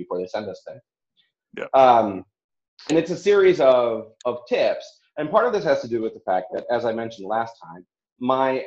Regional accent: Wisconsin, United States; we're both from kind of the same area. He's from Chicago and I'm from Wisconsin.

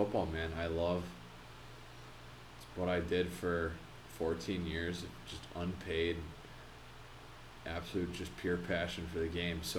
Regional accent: Chicago, Illinois, United States; now in Minnesota, United States; I'm from Chicago

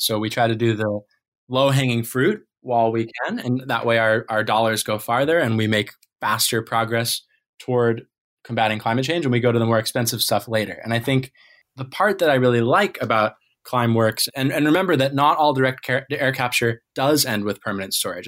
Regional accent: Maine, United States; growing up in Maine

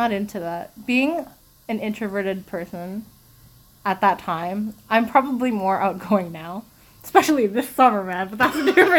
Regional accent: Quebec, Canada; Yeah, we are from Quebec.

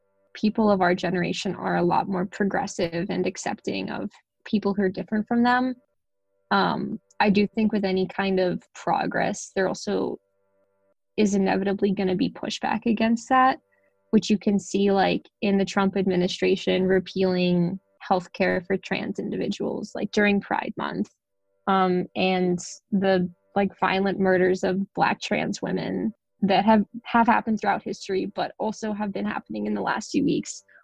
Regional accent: Ohio, United States; moved away as an adult; also born or lived in Philadelphia; when I was in high school and growing up in Ohio

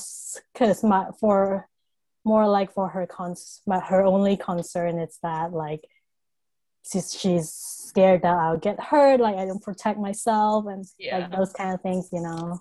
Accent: Hong Kong; moved away; I grew up in Hong Kong, so I was in Hong Kong when I was in high school.

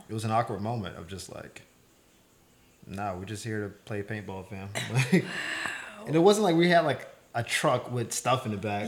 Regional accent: Florida, United States; moved away as an adult; now in Los Angeles, United States; I'm from Florida

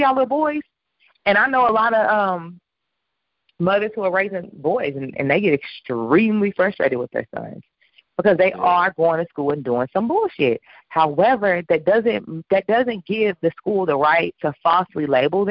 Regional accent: New York, United States; I'm from New York.

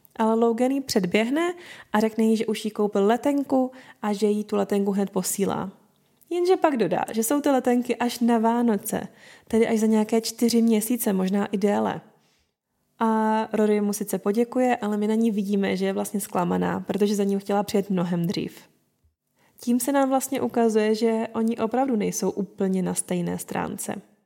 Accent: Moravia, Czechia; u nás na Moravě

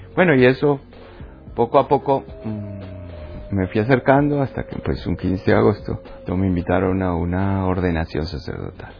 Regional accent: Uruguay; moved away as an adult; also born or lived in Colombia; Nací en Uruguay. Vale. De familia italiana. Y bueno, he vivido la mitad de mi vida en Uruguay y la otra mitad en Colombia

